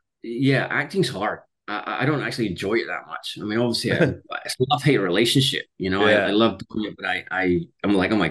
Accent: Scotland, United Kingdom; I was born in Scotland. I went to school in Scotland. But I've lived in 9 countries around the world.

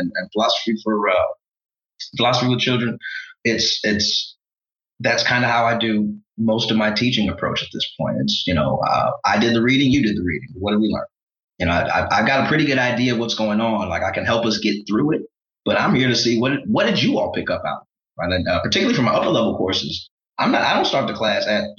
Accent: St. Louis, Missouri, United States; I'm proudly from St. Louis

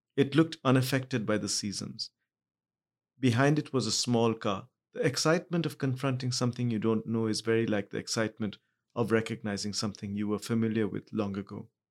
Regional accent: Mumbai, Maharashtra, India; also born or lived in Kolkata; I was born in Calcutta, but I grew up in Bombay.

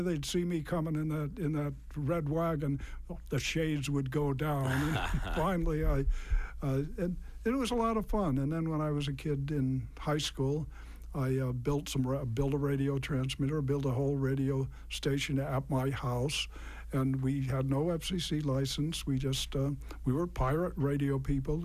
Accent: Natick, Massachusetts, United States; I grew up in Natick, and I listened to WKOX.

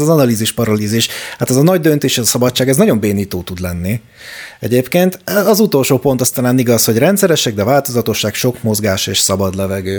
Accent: Hungary; now in Budapest, Hungary; én is vidéki gyerek vagyok

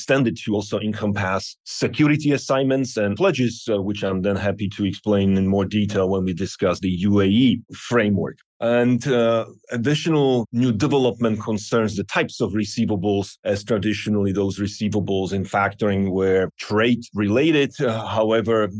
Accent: Slovakia; now in Tucson, United States; I'm originally from Slovakia, but I have been living in Arizona, Tucson for about 20 years now

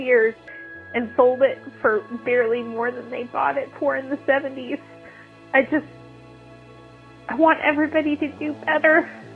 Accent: rural Montana, United States; my town in rural Montana

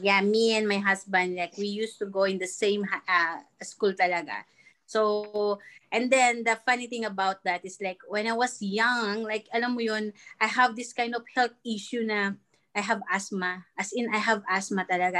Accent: Calabarzon, Philippines; moved away; I'm from Cavite

